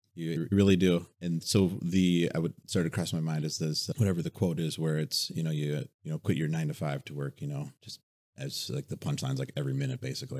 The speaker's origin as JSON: {"language": "English", "region": "Wisconsin", "country": "United States"}